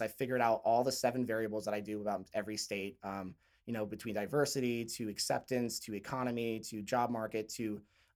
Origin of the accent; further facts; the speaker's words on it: Philadelphia suburbs, Pennsylvania, United States; moved away as an adult; also born or lived in New York / New Jersey / California; now in Utah, United States; I'm from Pennsylvania